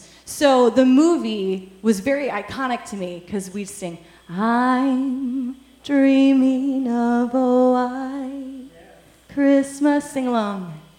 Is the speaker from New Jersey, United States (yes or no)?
no; Chicago, Illinois, United States; now in Kentucky, United States; And I grew up in Chicago, so we always had a white Christmas.